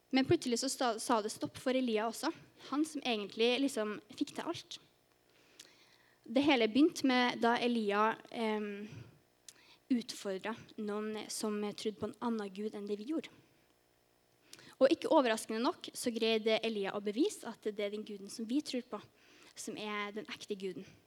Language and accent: Norwegian; Trondheim, Trøndelag, Norway; moved away as an adult; also born or lived in Sørlandet; now in Farsund, Norway; kommer jeg egentlig fra Trondheim. Men eh, nå har jeg bodd på Sørlandet i ett og et halvt år